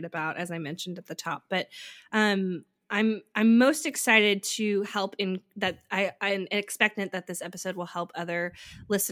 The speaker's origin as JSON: {"language": "English", "region": "West Coast", "country": "United States", "said": "I'm from the West Coast"}